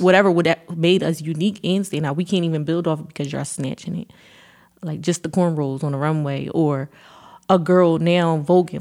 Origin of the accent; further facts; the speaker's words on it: Philadelphia, Pennsylvania, United States; I moved back to Philly after college I would say now, going on three years ago.